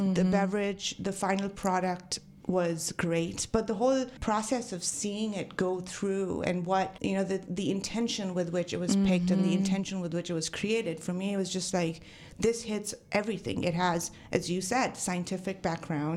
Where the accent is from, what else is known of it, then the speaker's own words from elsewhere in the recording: Mumbai, Maharashtra, India; moved away as an adult; also born or lived in Napa Valley, United States; now in Napa, United States; I'm born and raised in Mumbai.